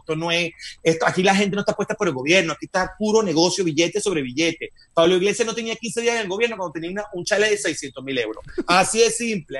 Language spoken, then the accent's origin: Spanish; Venezuela; moved away as an adult; also born or lived in Madrid, Spain; now in United States; soy venezolano de nacimiento, nunca lo dejaré de ser